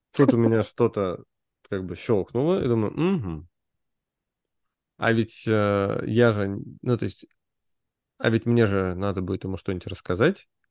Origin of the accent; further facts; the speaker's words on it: Moscow, Russia; мы же все вот типа москвичи